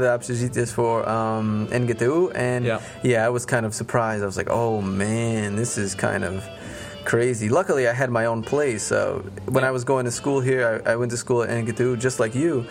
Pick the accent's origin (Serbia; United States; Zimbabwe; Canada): United States; Las Vegas, Nevada; accent: American; moved away as an adult; now in Russia; I'm Hispanic mm-hmm. uh, by heritage, but I'm American uh, by nationality. I was born in America, raised in America